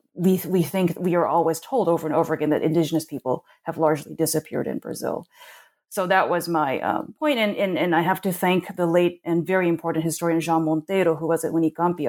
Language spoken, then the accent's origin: English; Tokyo, Japan; moved away as an adult; now in United States; I actually grew up in Tokyo. I came to the United States when I was eighteen